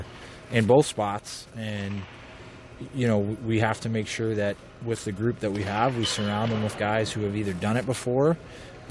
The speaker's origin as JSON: {"language": "English", "town": "Boston", "region": "Massachusetts", "country": "United States", "tie": "born or raised there", "also_born_or_lived": "West Point", "moved": "as an adult", "said": "I grew up in Boston, and I played Division I college hockey at West Point."}